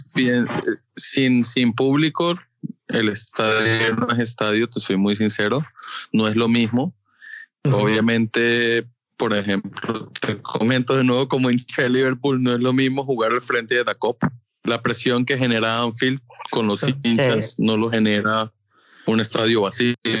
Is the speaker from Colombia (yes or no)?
yes; Colombia; como colombiano